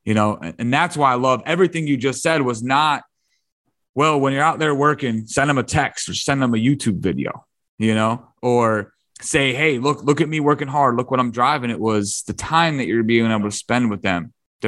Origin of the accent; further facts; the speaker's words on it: Detroit, Michigan, United States; my dad's at work and I'm from Detroit. So I moved to Michigan. I'm 14, 15.